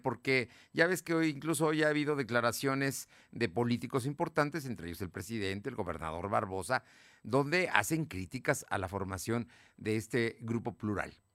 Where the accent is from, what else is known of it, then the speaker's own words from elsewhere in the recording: Puebla, Mexico; como poblano, como paisanos